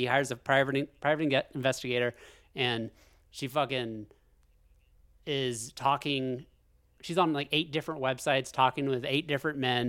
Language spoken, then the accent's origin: English; Alaska, United States; we're from Alaska.